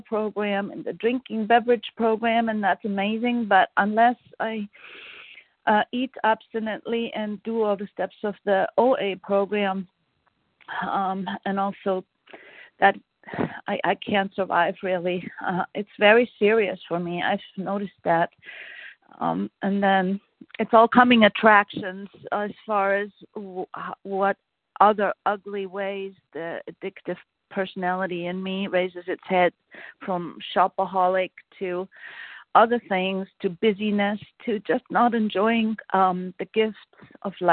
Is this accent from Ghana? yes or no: no; Austria; now in Vermont, United States; I'm from Austria